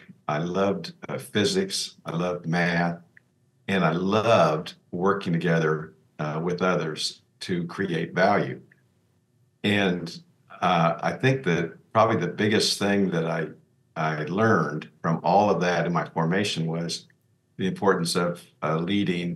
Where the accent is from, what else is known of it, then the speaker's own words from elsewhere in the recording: Lawrence, Kansas, United States; grew up in the Midwest in Kansas, in Lawrence, Kansas, where the University of Kansas is